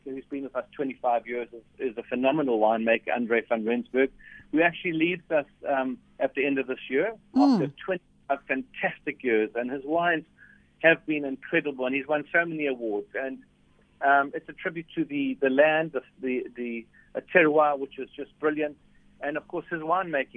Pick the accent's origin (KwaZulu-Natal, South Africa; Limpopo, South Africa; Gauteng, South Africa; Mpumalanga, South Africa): KwaZulu-Natal, South Africa; moved away; I'm also from KZN